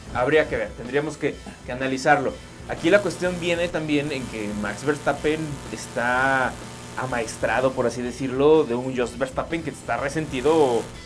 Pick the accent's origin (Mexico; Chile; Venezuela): Mexico; como buen mexicano, nos encanta comer en la calle